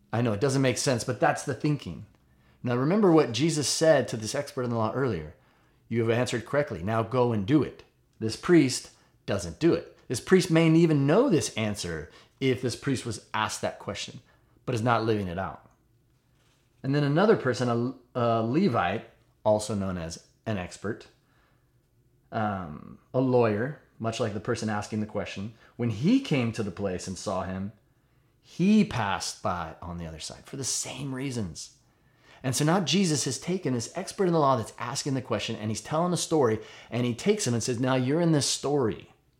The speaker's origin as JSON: {"language": "English", "country": "United States", "said": "I'm an American"}